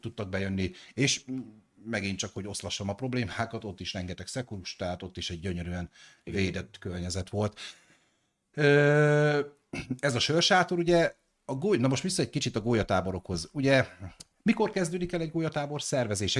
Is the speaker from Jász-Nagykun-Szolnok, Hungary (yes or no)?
no; Debrecen, Hajdú-Bihar, Hungary; én debreceni vagyok